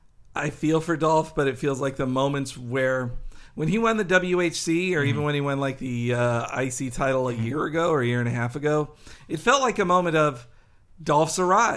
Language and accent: English; Georgia, United States; I'm from Georgia.